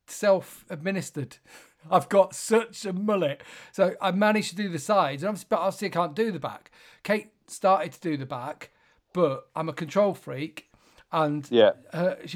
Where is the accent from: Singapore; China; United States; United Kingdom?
United Kingdom; I'm British